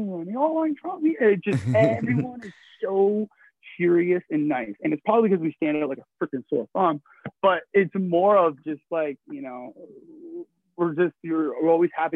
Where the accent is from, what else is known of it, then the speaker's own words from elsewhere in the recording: Canada; I'm not from here, I'm Canadian